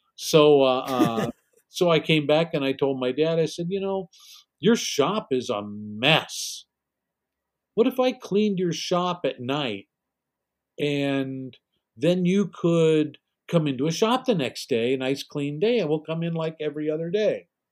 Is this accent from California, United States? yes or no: yes; Glendale, California, United States; I was born here essentially to you in Los Angeles, but Glendale, which is a little suburb okay. in Los Angeles, and you know, I, I I spent my whole life pretty much in and around the San Fernando